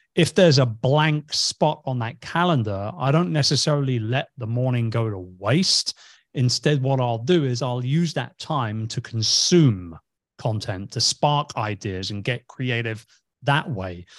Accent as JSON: {"language": "English", "region": "England", "country": "United Kingdom", "said": "I'm from England."}